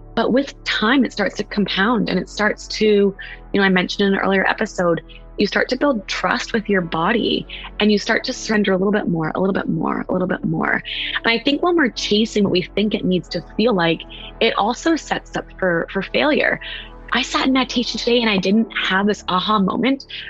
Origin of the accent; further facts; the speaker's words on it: West Coast, United States; now in East Coast, United States; I'm from the West Coast. I live on the East Coast.